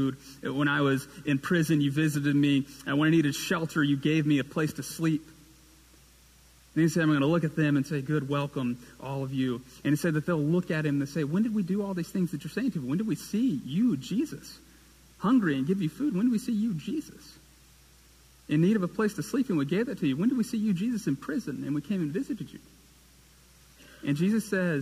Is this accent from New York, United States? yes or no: no; Fort Payne, Alabama, United States; also born or lived in Birmingham, Alabama; now in Hoover, United States; I moved from Fort Payne, Alabama, in northeast corner of the state